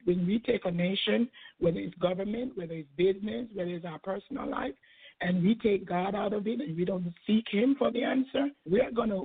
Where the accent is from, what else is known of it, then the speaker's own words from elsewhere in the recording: Jamaica; now in United States; I came from Jamaica. My parents had 12 children, and I'm the last one of 12